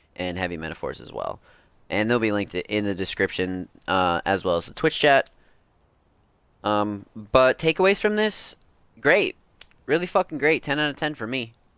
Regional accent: East Coast, United States; I'm also from the East Coast

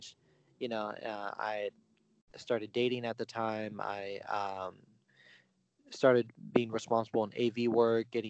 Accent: San Francisco, California, United States; also born or lived in Bay Area; I was born in San Francisco. You know, lived all throughout the Bay Area pretty much.

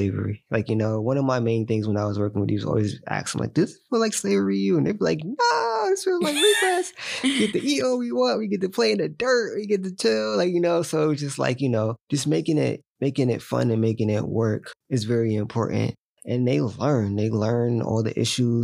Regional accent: New Haven, Connecticut, United States; born and raised in New Haven

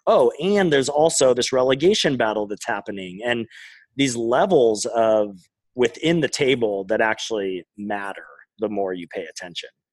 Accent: Pacific Northwest, United States; I'm from the Pacific Northwest

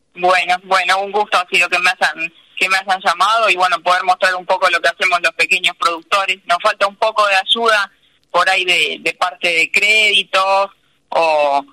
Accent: Paso del Rey, Buenos Aires Province, Argentina; yo nací en Paso del Rey, soy hija de una familia de comerciantes.

